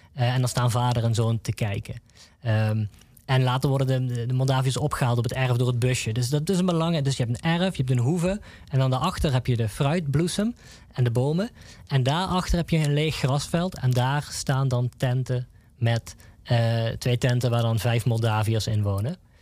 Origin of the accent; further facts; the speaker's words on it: Nuth, Limburg, Netherlands; ik kom zelf uit Nut